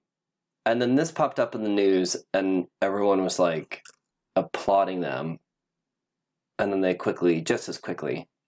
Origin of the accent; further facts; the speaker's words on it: Midwest, United States; I'm also like from the Midwest